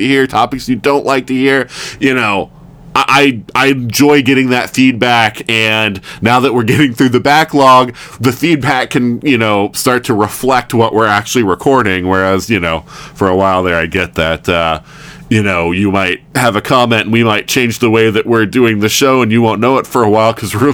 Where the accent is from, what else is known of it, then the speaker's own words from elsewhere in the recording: the South, United States; moved away; I'm from the South